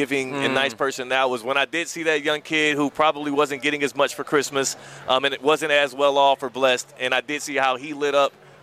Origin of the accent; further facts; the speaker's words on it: Houston, Texas, United States; I grew up in Houston